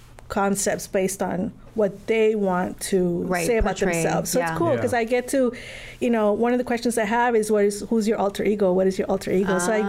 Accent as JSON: {"language": "English", "town": "Miami", "region": "Florida", "country": "United States", "said": "I was from Miami, and then I came here from Miami."}